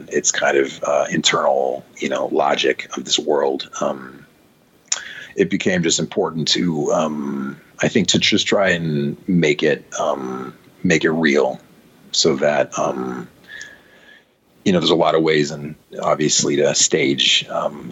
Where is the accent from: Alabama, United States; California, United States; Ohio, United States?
California, United States; San Francisco; moved away as an adult; now in Los Angeles, United States; I moved to Los Angeles from San Francisco, my hometown